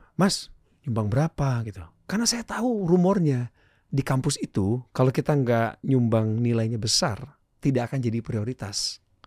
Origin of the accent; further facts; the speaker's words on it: Bandung, West Java, Indonesia; Jumat saya dijemput ke sekolah, dibawa ke rumahnya, di Jalan Galunggung di Bandung